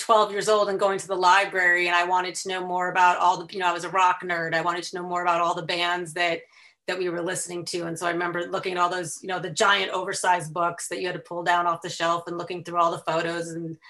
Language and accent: English; Chicago, Illinois, United States; accent: Chicago; also born or lived in Washington, D.C.; So I was born in the DC area, but spent most of my growing up outside Chicago.